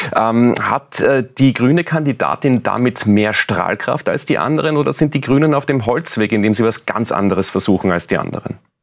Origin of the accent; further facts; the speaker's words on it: Austria; bei uns in Österreich